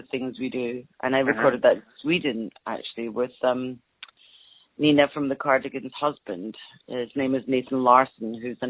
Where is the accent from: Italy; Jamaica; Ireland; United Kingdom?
United Kingdom; Scotland; moved away; also born or lived in London / Los Angeles; Well, I grew up in Scotland, which is part of the United Kingdom.